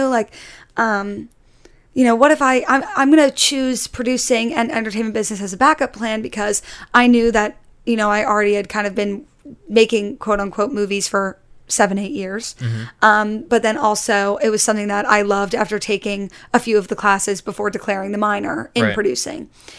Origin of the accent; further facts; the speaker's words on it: Connecticut, United States; also born or lived in Jacksonville, Florida / New York City; now in New York, United States; Yeah, and I grew up like outside of New York City, so I grew up in Connecticut, and I would always like go into the city